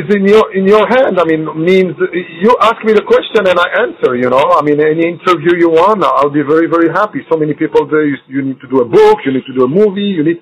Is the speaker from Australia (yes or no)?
no; Belgium; first language French; English is a second language; also born or lived in United States; now in Morocco; From where I was born in Morocco in 62, mm-hmm. and then in 64, I was just 2 years old in Belgium, grew up in Belgium, that's why my first language became French